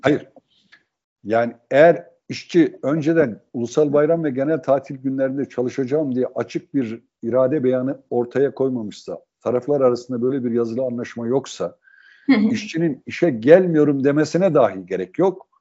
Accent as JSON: {"language": "Turkish", "region": "Sivas Province", "country": "Turkey", "tie": "born or raised there", "moved": "yes"}